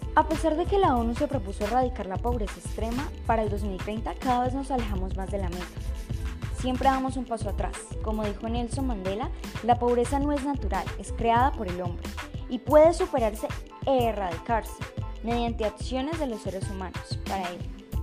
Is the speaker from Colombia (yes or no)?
yes; Colombia; nuestra forma de hablar son tan solo algunas de las características que nos reconocen como colombianos